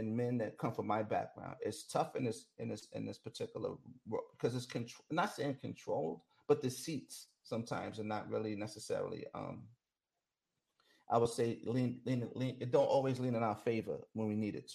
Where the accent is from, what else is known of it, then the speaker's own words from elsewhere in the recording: New York, United States; I'm from New York